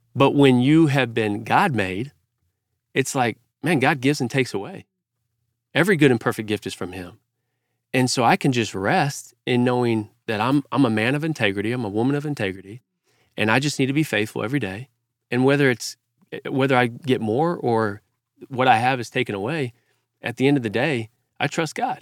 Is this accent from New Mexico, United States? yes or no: no; Fort Worth, Texas, United States; I grew up in Fort Worth, Texas, Cowtown